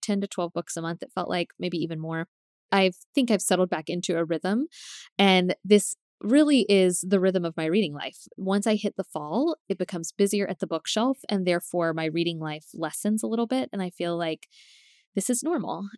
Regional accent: Tallahassee, Florida, United States; I'm from Tallahassee, so I know the places she's talking about

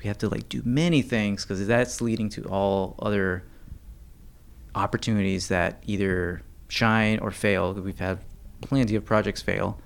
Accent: United States; just as Americans

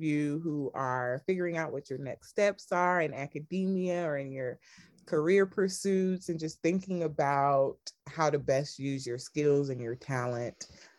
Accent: Sierra Leone; also born or lived in College Park, Georgia; I was born in College Park, Georgia. {S1} Okay. {S2} I went back home to Sierra Leone at a very young age. Both of my parents were born there.

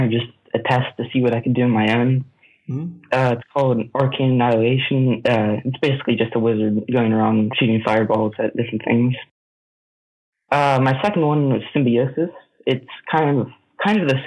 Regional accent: Pennsylvania, United States; So I grew up in Pennsylvania. I lived there my whole life

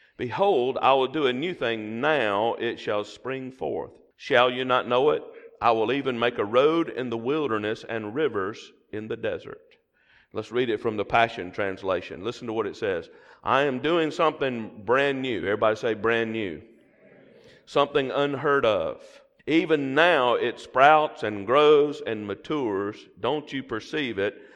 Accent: the South, United States; accent: Southern; my Southern accent

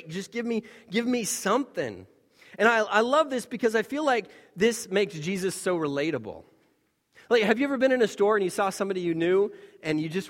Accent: Taiwan; When we were growing up in Taiwan, we were in this town, relatively small town by, by their standards, where it was essentially devoid of any foreigners.

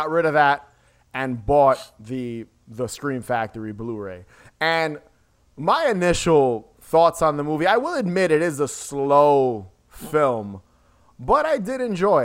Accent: New York, United States; We're both from New York

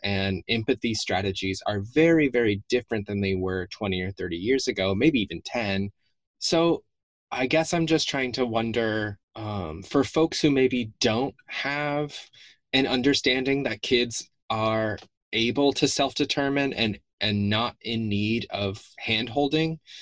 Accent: the South, United States; the way that I grew up in the South

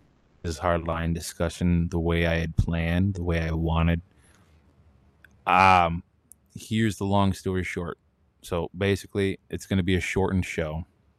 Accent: Japan; born there; I was born abroad over in Japan.

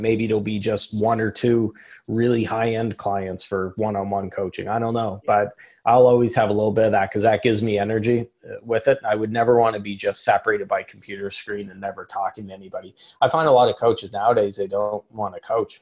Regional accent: Canada; I'm speaking as a Canadian

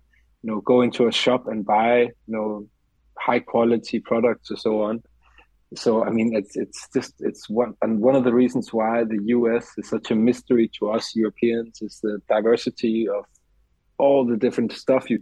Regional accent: Denmark; born or raised there; English is a second language; moved away as an adult; now in Paris, France

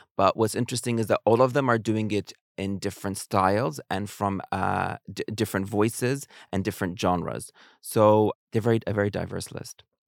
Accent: New Zealand; moved away; I grew up in New Zealand

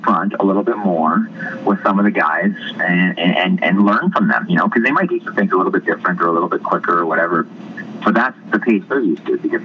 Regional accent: Northern Ontario, Canada; I'm from Northern Ontario

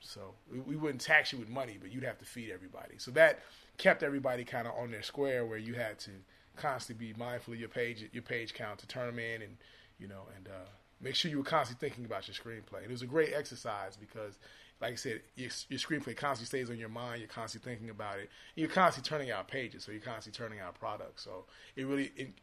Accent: Chicago, Illinois, United States; now in Los Angeles, United States; I'm in L.A., actually. But I'm from Chicago originally

